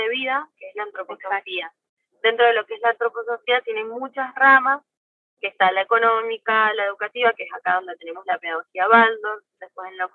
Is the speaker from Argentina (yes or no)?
yes; Argentina; De Argentina.